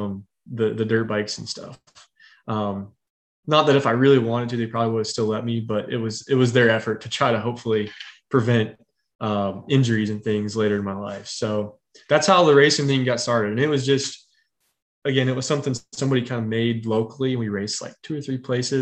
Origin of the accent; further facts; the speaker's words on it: Northern West Virginia, United States; now in Charlotte area, United States; I'm from Northern West Virginia, right where the state is like 13 miles wide.